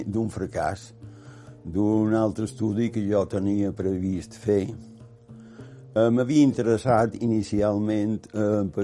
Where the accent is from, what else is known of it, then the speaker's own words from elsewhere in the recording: Porreres, Balearic Islands, Spain; born there; also born or lived in Palma / Barcelona / Manacor; vaig néixer a Porreres, a Mallorca, evidentment, 1931. Des de Porreres vaig anar a Barcelona, primer vaig passar per Palma